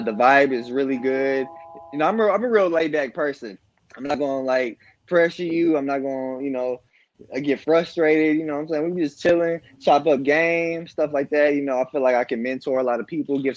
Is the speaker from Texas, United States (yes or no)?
yes; Marlin, Texas, United States; I'm from Marlin, Texas, born and raised. I've lived here my whole life